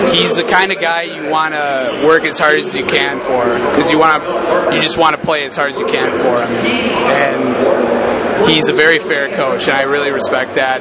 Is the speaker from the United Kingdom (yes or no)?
no; Muskego, Wisconsin, United States; moved away as an adult; I'm from Muskego, Wisconsin, which is about 20 minutes south of Milwaukee